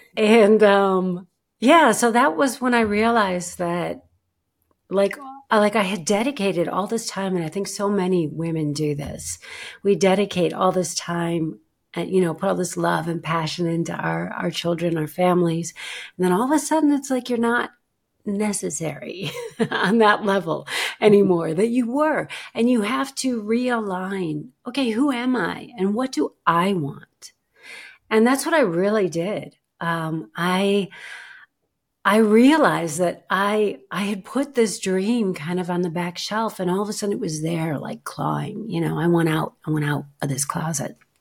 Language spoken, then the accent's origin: English; United States; moved away as an adult; now in Germany